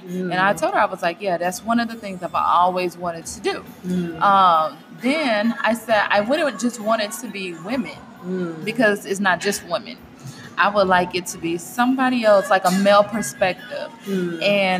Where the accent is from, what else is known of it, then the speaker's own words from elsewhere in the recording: Southwest, United States; Yes, I am from the Southwest, girl.